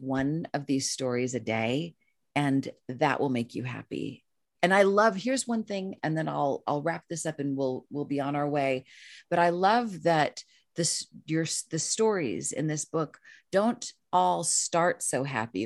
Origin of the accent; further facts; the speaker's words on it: Los Angeles, California, United States; moved away as an adult; now in Topanga Canyon, United States; I'm a city girl. I'm from East Los Angeles